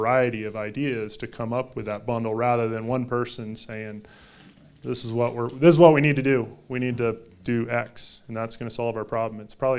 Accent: Northwest, United States; I came from the Northwest and remember that time fairly vividly.

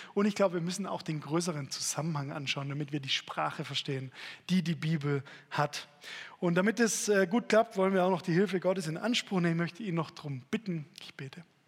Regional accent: Stuttgart, Baden-Württemberg, Germany; als Stuttgarter Junge

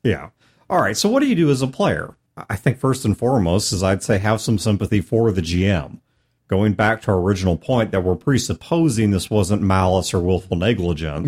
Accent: United States; as an American

